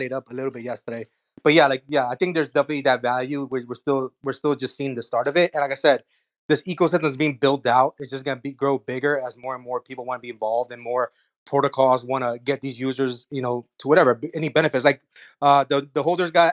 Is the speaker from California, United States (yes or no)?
no; South Florida, United States; we're from South Florida